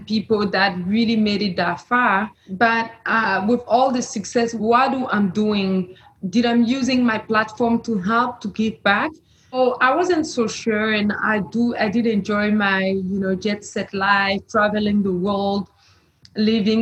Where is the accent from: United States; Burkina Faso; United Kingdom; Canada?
Burkina Faso; moved away; I'm originally from Burkina Faso, and as a young girl, I used to walk 3 hours to fetch water with my grandmother